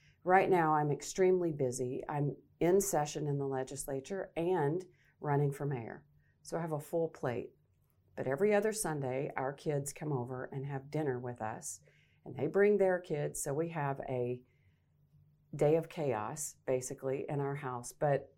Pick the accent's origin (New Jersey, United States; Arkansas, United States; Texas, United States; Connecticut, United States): Arkansas, United States; moved away as an adult; now in Nebraska, United States; What brought me to Nebraska was I am a native Arkansan, so I grew up in Arkansas. At age 18, decided to go into broadcast journalism.